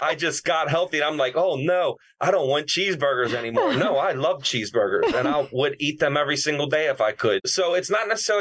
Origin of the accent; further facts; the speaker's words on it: Baltimore, Maryland, United States; I grew up in Baltimore